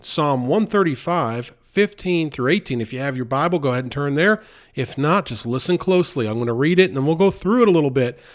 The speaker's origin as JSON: {"language": "English", "region": "New York", "country": "United States", "tie": "born or raised there", "moved": "yes", "lives_now": "the South, United States", "said": "growing up near New York City, and now living in the South for many years"}